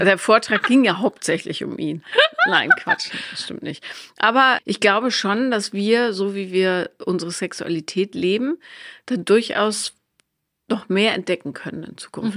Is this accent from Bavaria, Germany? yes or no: no; Bonn, North Rhine-Westphalia, Germany; da wo ich aufgewachsen bin, also in Bonn